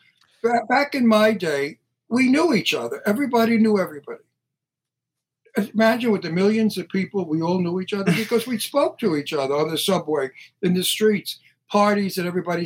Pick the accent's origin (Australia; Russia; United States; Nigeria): United States; New York; I'm born in Brooklyn. I'm a New Yorker